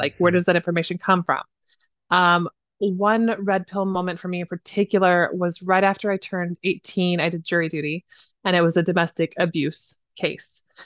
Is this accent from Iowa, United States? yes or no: no; Idaho, United States; I was raised in Idaho